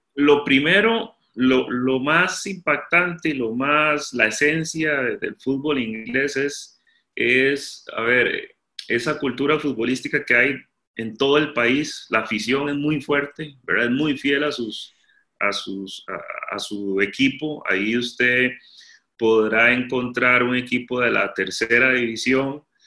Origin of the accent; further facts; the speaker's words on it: Costa Rica; moved away; Yo Costa Rica, Centroamérica